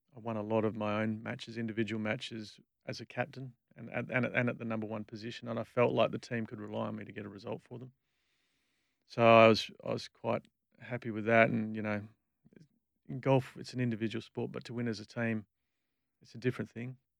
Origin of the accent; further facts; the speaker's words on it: Perth, Western Australia, Australia; I grew up in Bull Creek